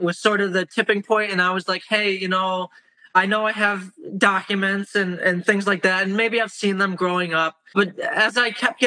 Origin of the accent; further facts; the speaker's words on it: Rochester, New York, United States; also born or lived in Moscow, Russia; I live up here in tropical Rochester, New York